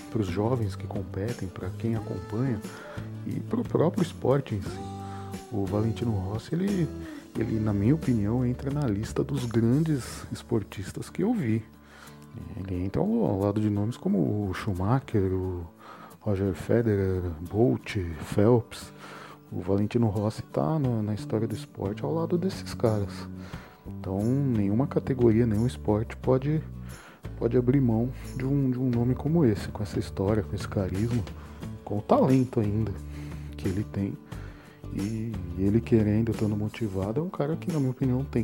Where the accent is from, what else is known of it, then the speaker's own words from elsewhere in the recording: São Carlos, São Paulo, Brazil; sou de São Carlos, interior de São Paulo.